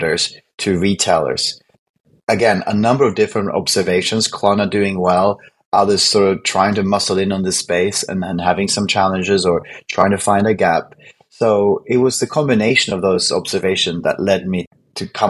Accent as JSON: {"language": "English", "country": "Sweden", "moved": "as an adult", "lives_now": "London, United Kingdom", "said": "I moved from Sweden in 2004 to London. And because I'm Swedish"}